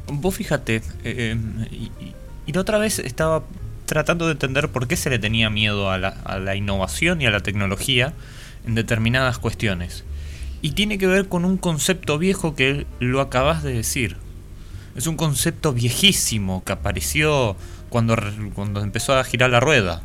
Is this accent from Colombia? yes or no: no; Paraguay; nosotros acá en Paraguay